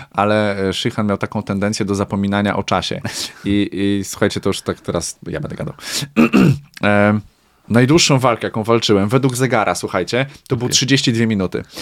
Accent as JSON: {"language": "Polish", "town": "Sandomierz", "region": "Świętokrzyskie Voivodeship", "country": "Poland", "lives_now": "Warsaw, Poland", "said": "ja nie jestem rodowitym warszawiakiem, jestem słoikiem, przyjezdnym"}